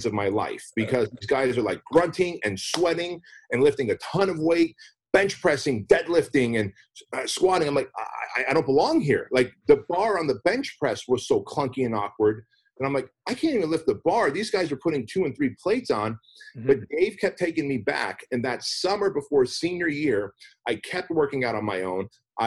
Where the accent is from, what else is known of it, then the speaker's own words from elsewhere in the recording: United States; English is a second language; also born or lived in Armenia; I was a kid when we came to the United States. I didn't speak English